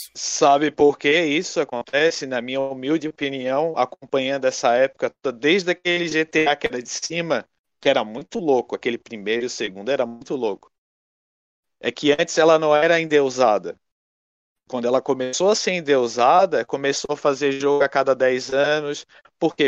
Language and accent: Portuguese; Brazil; a gente é brasileiro